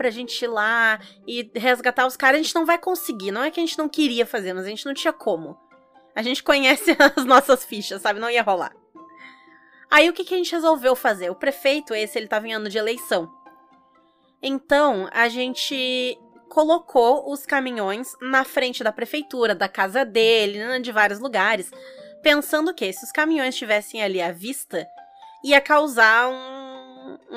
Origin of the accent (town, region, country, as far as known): South Region, Brazil